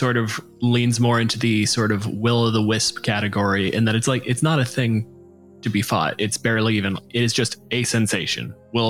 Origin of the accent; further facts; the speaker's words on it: Canada; I'm a physicist from Canada.